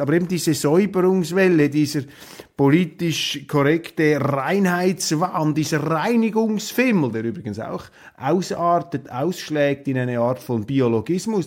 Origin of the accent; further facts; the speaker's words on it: Switzerland; für mich jetzt als Schweizer, als Neutraler